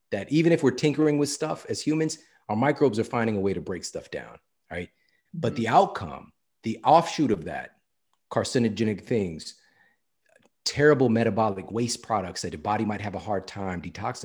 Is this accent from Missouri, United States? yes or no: yes; St. Louis, Missouri, United States; That was my stuff. Like, I'm from St. Louis.